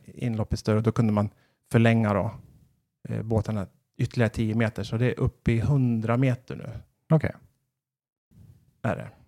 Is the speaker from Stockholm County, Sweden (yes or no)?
no; Västerås, Västmanland, Sweden; moved away as an adult; also born or lived in Kalmar; now in Gävle, Sweden; då flyttade jag tillbaka till Västerås där jag kommer ifrån